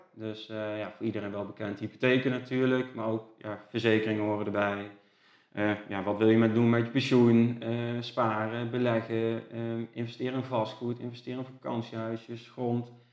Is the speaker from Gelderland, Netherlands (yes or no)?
yes; Gendt, Gelderland, Netherlands; also born or lived in Nijmegen; ik kom uit Gent